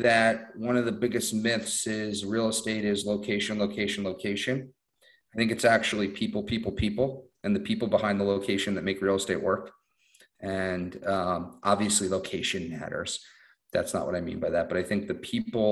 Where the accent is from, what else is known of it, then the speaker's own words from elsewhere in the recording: New York metro area, United States; I'm from the New York metro area